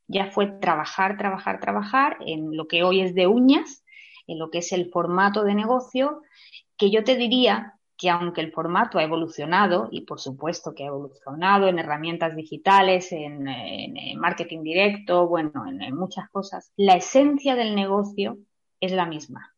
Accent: Melilla, Spain; yo eh, he nacido en Melilla

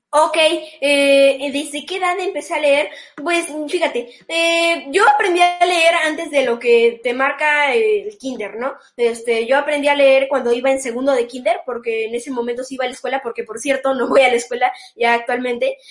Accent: Xalapa, Veracruz, Mexico; also born or lived in Mexico City; cuando regresé de nuevo a la ciudad de Jalapa, do-, de donde yo nací

